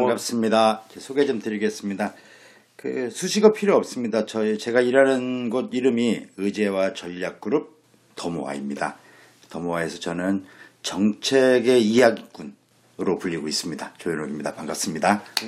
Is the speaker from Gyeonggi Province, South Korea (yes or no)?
no; Daejeon, South Korea; 저도 고등학교까지 대전에서 나왔는데